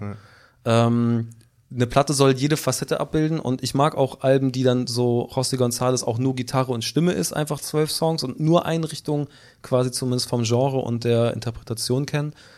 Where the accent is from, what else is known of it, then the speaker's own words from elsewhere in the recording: Hamburg, Germany; also born or lived in United Kingdom; vom Dorf auch noch. Ich komme so aus dem Süden von Hamburg, also unter Harburg, zwei Stationen unter Harburg